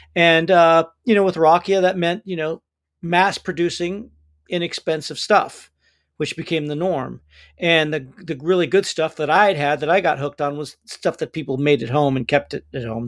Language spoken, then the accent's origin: English; United States; I'm an American guy